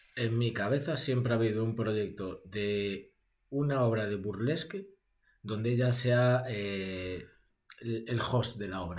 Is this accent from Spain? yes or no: yes; Ourense, Galicia, Spain; yo que soy de Ourense